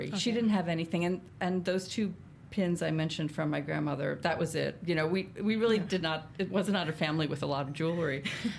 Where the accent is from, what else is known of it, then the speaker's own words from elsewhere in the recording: Reading, Pennsylvania, United States; Reading, Pennsylvania.